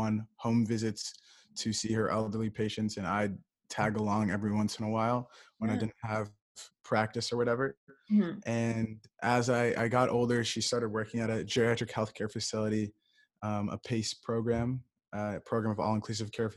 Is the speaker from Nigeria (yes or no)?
no; Ann Arbor, Michigan, United States; I'm from Ann Arbor, Michigan.